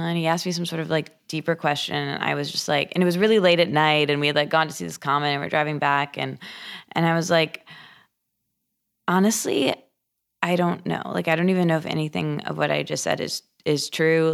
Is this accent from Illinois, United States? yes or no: no; Michigan, United States; moved away as an adult; now in Los Angeles, United States; I grew up in Michigan in a a small college town